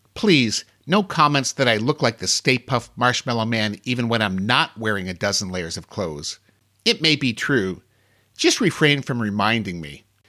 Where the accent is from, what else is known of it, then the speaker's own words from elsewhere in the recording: Ohio, United States; I'm from Ohio